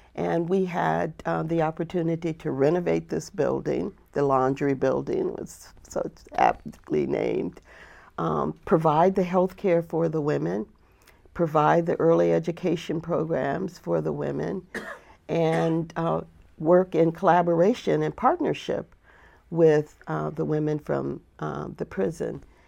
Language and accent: English; Flint, Michigan, United States; moved away; also born or lived in the South (US); I grew up in a place called Flint, Michigan.